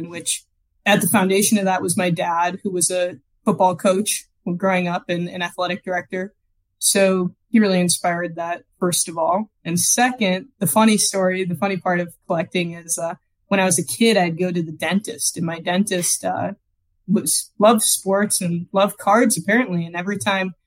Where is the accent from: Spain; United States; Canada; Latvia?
United States; Green Bay, Wisconsin; I grew up in Green Bay, Wisconsin